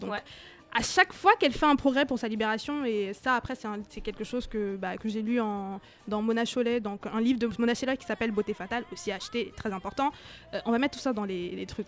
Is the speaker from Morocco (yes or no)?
no; Cameroon; now in France; J'ai grandi au Cameroun